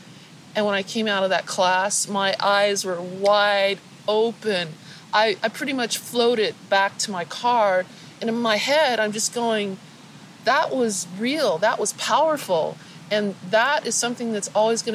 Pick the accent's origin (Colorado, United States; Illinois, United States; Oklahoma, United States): Colorado, United States; Denver; moved away as an adult; also born or lived in California; I grew up in Denver, Colorado.